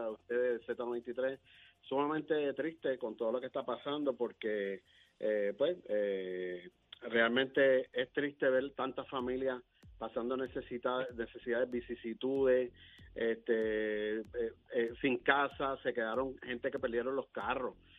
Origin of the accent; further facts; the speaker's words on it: Puerto Rico; somos los puertorriqueños